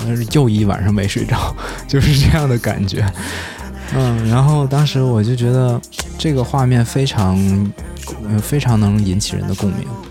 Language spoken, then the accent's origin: Chinese; Heilongjiang, China; 我的老家是在黑龙江嘛，然后我们家是煤城，就是煤矿资源组成的